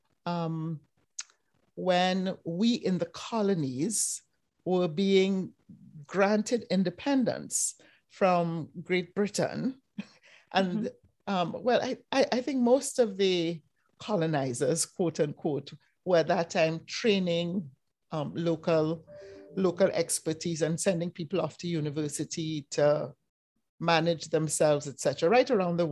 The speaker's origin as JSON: {"language": "English", "country": "Trinidad & Tobago", "tie": "born or raised there", "moved": "as an adult", "lives_now": "United States", "said": "I grew up in Trinidad and Tobago, did my primary school, high school, and undergrad university in the Caribbean, where I grew up"}